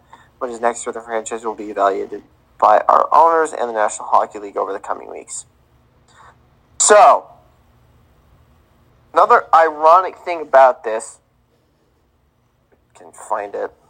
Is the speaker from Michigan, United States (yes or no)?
no; Kansas City, Missouri, United States; born or raised there